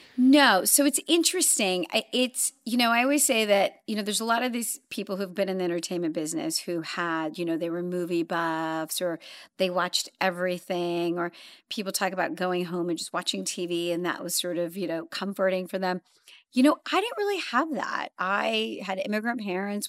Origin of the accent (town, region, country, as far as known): Los Angeles, California, United States; born or raised there; also born or lived in London / Zambia